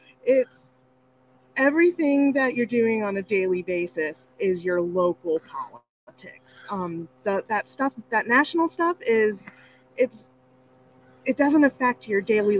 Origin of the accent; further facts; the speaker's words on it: Central New York, United States; also born or lived in North Dakota; I grew up in Central New York, but I lived in North Dakota first, so I do the elementary, complementary, documentary.